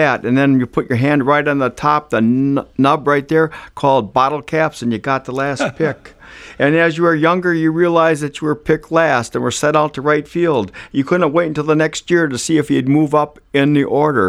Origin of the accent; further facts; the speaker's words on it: Wisconsin Rapids, Wisconsin, United States; I grew up in Wisconsin Rapids, Wisconsin, at 1440 Woodbine Street